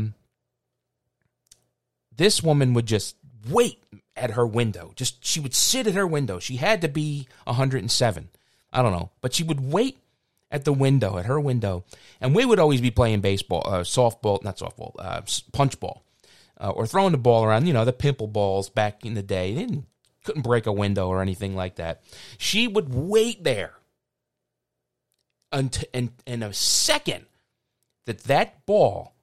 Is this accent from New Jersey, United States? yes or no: no; Philadelphia, Pennsylvania, United States; I grew up on a very small street, and called Wilder Street.